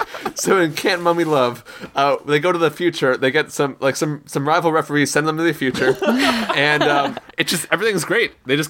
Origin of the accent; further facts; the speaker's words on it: United States; I'm a slightly more realistic American